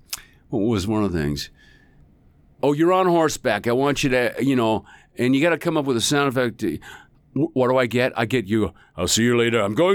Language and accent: English; Northwest, United States; But, you know, I grew up in the Northwest, and he's from Utah. So I understand the dialect.